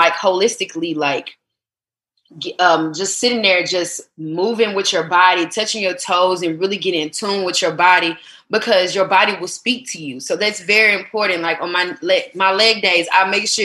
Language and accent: English; the South, United States; I was born in the South